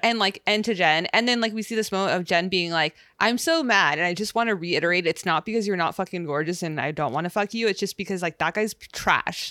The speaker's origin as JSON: {"language": "English", "region": "West Coast", "country": "United States", "said": "we're from the West Coast"}